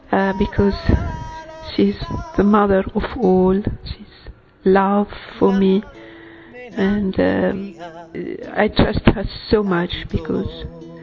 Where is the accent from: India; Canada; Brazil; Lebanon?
Lebanon; I'm from Lebanon